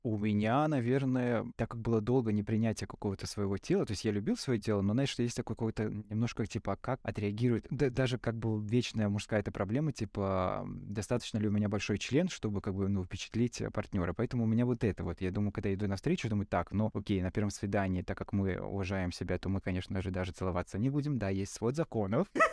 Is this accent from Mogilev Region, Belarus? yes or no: yes; Krasnopolye, Mogilev Region, Belarus; now in Mogilev, Belarus; я вырос в Краснополе, я вырос прямо в городском поселке маленьком. То есть я в Могилеве переехал, наверное, 20 с чем-то мне было